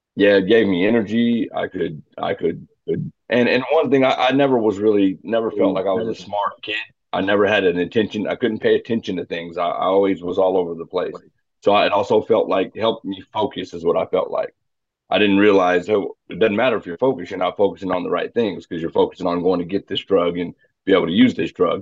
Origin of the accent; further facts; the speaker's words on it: Phoenix, Arizona, United States; moved away as an adult; now in Wichita, United States; I was born in Phoenix, Phoenix, Arizona in '83. Uh, lived there for most of my life